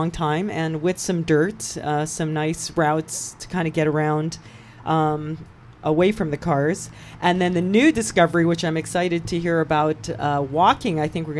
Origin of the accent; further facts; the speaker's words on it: Hawaii, United States; now in Los Angeles, United States; when I came here, of course, I came from Hawaii and I got off the airplane and there were just these cement paths called freeways everywhere.